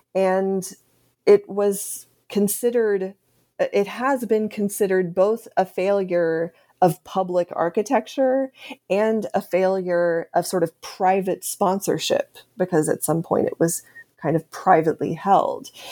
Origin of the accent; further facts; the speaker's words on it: Austin, Texas, United States; moved away; I'm from Austin, Texas. That's where I grew up.